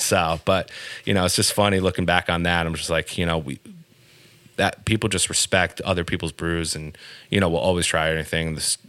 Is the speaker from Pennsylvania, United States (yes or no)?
no; New Jersey, United States; now in Connecticut, United States; I grew up in New Jersey, so pizza has been a very big topic for me. Half my life, I've been used to New Jersey, New York pizza, and then now I have Connecticut pizza.